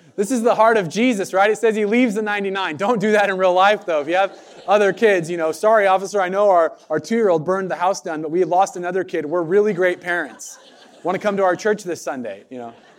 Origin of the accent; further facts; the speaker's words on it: United States; American Christians